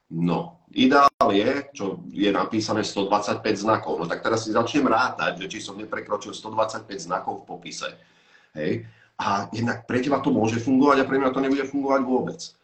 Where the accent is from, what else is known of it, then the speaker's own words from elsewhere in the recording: Slovakia; vypadol som zo Slovenska, ja som mal v úmysle ani sa moc nevracať už sem